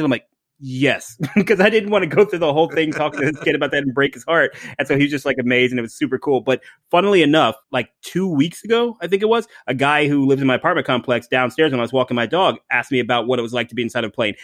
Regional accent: Ohio, United States; now in Tampa, United States; I grew up in Ohio, so, uh, not too far from the Great White North

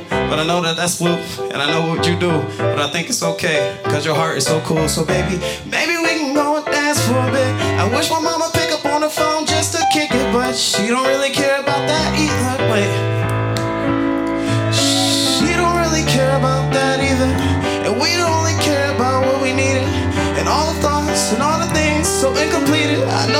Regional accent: Buffalo, New York, United States; I'm from Buffalo, New York originally. I'm a bit of a nomad.

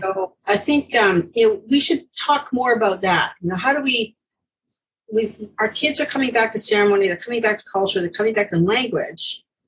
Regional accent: Ontario, Canada; I'm from Ontario

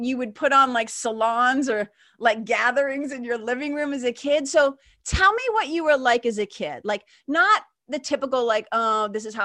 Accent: Lawrence, Massachusetts, United States; also born or lived in Boston; I grew up in Lawrence, Massachusetts

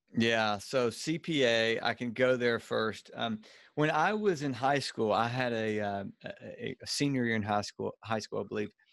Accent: Louisiana, United States; accent: Cajun redneck; now in Birmingham, United States; I'm from Louisiana originally.

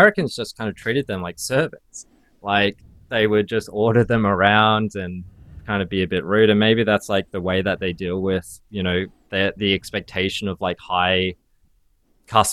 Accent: Perth, Western Australia, Australia; when I grew up in Perth, which is it's one of the most isolated cities in Australia

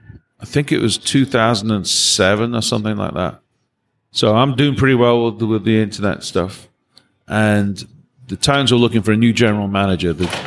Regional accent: England, United Kingdom; now in Nashville, United States; Well, I'm from England. And, what are you doing in Nashville? Oh, I'm a drummer and I came here.

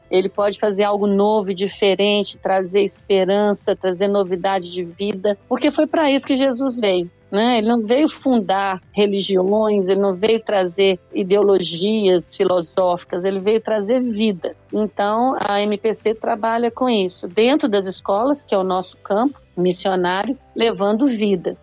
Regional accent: Belo Horizonte, Minas Gerais, Brazil; sou aqui do Brasil, de Belo Horizonte, de Minas Gerais, mineirinha

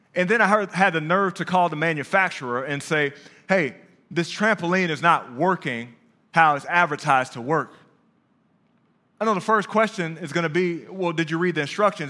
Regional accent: Dallas, Texas, United States; also born or lived in Brooklyn, New York; Dallas, Texas, home

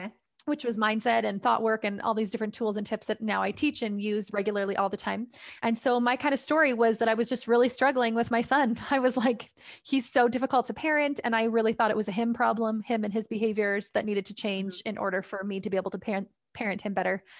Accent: Canada; I'm from Canada.

